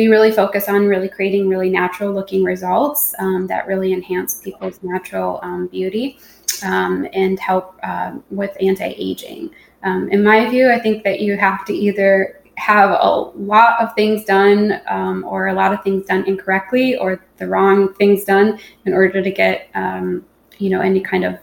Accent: Minnesota, United States; moved away; my home state of Minnesota

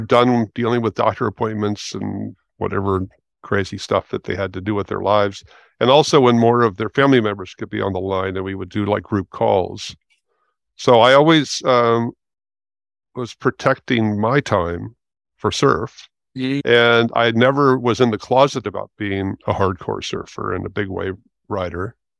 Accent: Los Angeles, California, United States; moved away as an adult; also born or lived in Santa Cruz; now in San Francisco, United States; I'm 70 years old, and I grew up in West Los Angeles

